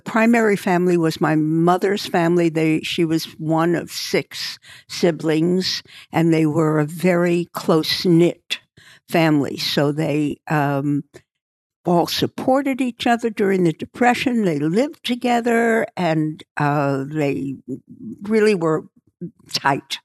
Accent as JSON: {"language": "English", "town": "New York City", "region": "New York", "country": "United States", "tie": "born or raised there", "also_born_or_lived": "Dallas / Beverly Hills", "moved": "as an adult", "said": "I was born in Brooklyn"}